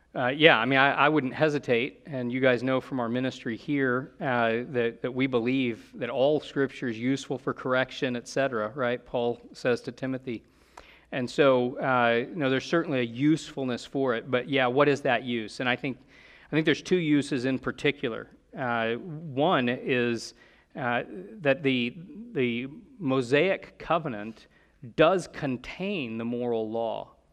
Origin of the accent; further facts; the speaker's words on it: United States; we're Americans